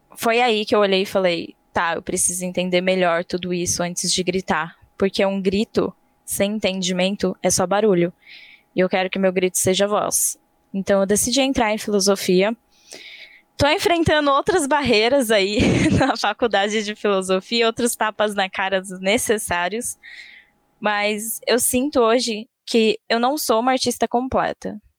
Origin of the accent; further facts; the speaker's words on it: Campo Limpo Paulista, São Paulo, Brazil; eu vim do interior de São Paulo. Não tão interior assim, tipo Campo Limpo Paulista, fica logo ali.